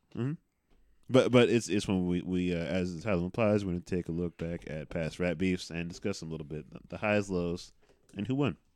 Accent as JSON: {"language": "English", "region": "West Coast", "country": "United States", "said": "I'm from the West Coast"}